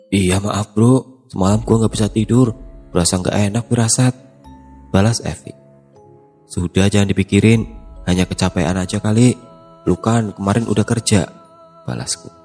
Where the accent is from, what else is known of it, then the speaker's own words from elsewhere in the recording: Kuningan, West Java, Indonesia; Kami berasal dari kota Kuningan. Oleh karenanya kami sudah sering mendaki Gunung Cermai ini karena jaraknya yang sangat dekat